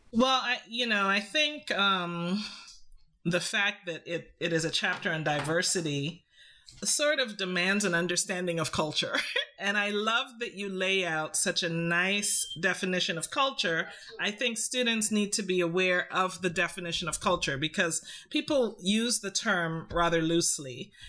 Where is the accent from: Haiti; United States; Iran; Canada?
Canada; also born or lived in Trinidad; I grew up in Canada